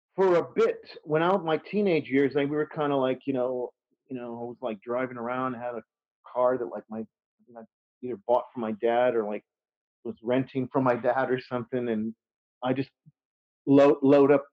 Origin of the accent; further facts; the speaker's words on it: Texas, United States; moved away; I'm from Texas